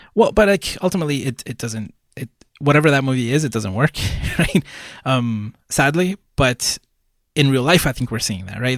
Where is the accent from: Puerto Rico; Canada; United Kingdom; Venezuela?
Puerto Rico; I was born in Puerto Rico, that I'm Puerto Rican